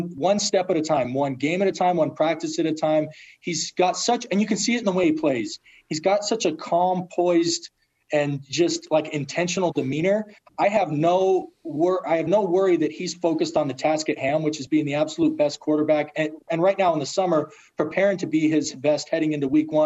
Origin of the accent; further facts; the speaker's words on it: Logan, Utah, United States; I was from Logan and happened to play at BYU